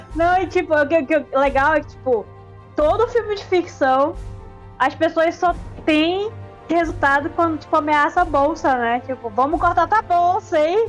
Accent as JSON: {"language": "Portuguese", "town": "Manaus", "region": "Amazonas", "country": "Brazil", "said": "eu sou manauara, eu sou brasileira, eu sou latina"}